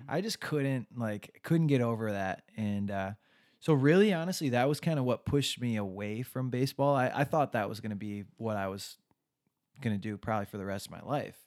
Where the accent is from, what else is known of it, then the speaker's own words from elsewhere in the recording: Westland, Michigan, United States; also born or lived in Livonia, Michigan; I was born in Westland, Michigan, small town, uh, went to high school there, and then commuted to college from there